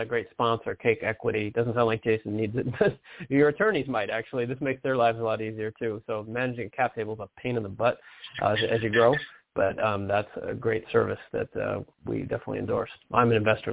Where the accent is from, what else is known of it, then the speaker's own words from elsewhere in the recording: Detroit, Michigan, United States; moved away; I'm from Detroit